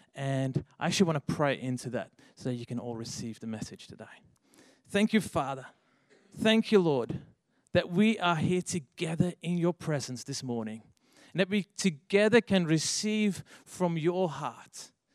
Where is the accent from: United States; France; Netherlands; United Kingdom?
Netherlands; English is a second language; moved away as an adult; now in Australia; if you hear my accent, I'm actually from overseas. I've lived here in Australia for 10 years already, but. Um, yeah, I'm actually from the Netherlands